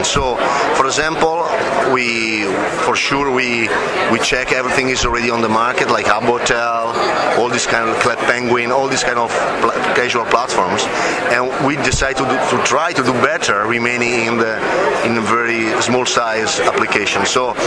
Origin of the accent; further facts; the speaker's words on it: Italy; from Italy.